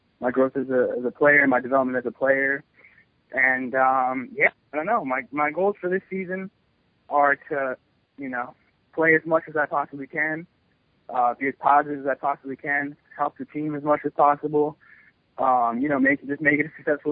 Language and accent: English; New York City, New York, United States; I still live in New York City